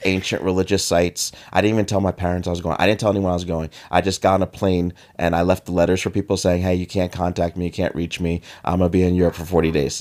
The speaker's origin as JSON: {"language": "English", "country": "United States", "said": "they saw I was from America"}